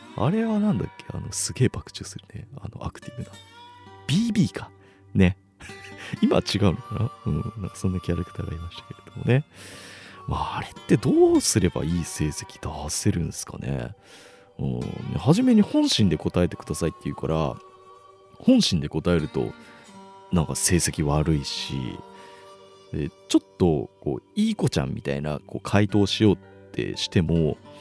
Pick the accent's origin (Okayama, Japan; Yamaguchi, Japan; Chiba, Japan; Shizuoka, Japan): Chiba, Japan; near Nakayama Racecourse; この中山競馬場、僕の地元の近くの競馬場